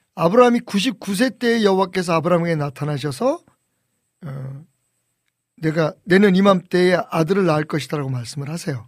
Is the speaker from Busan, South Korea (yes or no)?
no; Seoul, South Korea; 나 전남 출신 아닌데 나는 우리 아버님은 북청이고 저는 서울이고